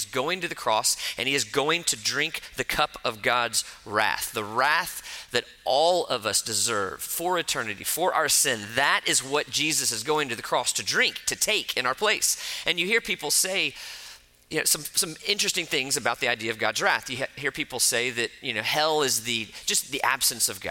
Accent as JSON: {"language": "English", "region": "Florida", "country": "United States", "tie": "born or raised there", "said": "I grew up in Florida"}